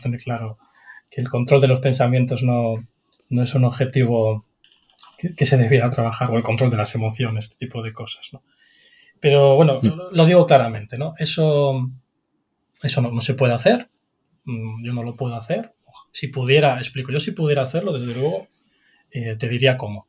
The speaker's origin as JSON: {"language": "Spanish", "region": "Galicia", "country": "Spain", "said": "aparte de psicólogo soy gallego"}